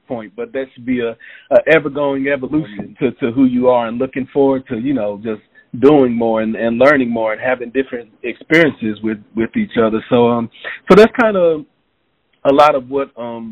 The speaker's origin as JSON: {"language": "English", "town": "Knoxville", "region": "Tennessee", "country": "United States", "tie": "born or raised there", "also_born_or_lived": "Memphis, Tennessee", "said": "I was raised in Knoxville"}